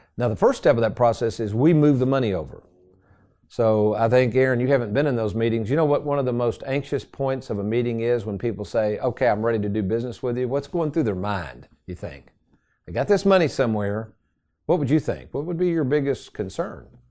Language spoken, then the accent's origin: English; Lexington, United States; I had a basement growing up in Lexington. My mom still lives in that same house